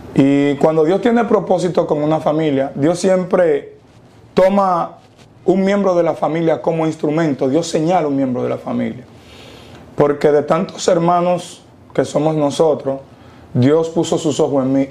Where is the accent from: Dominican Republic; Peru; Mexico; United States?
Dominican Republic; soy nacido y criado en República Dominicana, claro está, con padres y madres haitianos